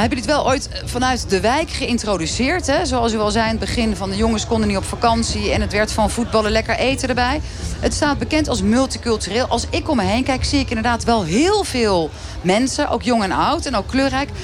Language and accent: Dutch; Rotterdam, South Holland, Netherlands; kom ik zelf uit Rotterdam